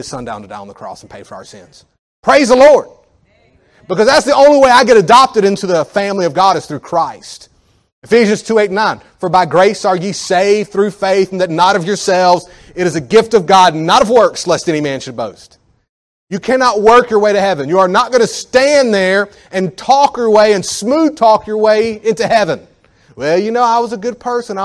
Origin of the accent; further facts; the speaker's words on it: United States; as an American. And I'm not even a rich American